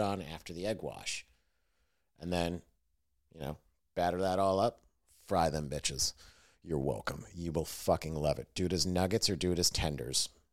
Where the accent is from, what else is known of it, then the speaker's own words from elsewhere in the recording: Fredonia, New York, United States; training camp was in my hometown. So their summer training camp was in my town, and like it was at the college in my town, SUNY Fredonia